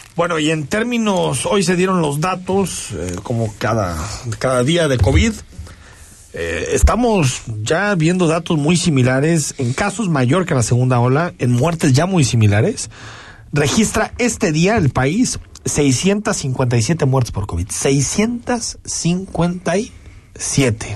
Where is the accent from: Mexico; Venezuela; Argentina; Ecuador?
Mexico; como mexicanos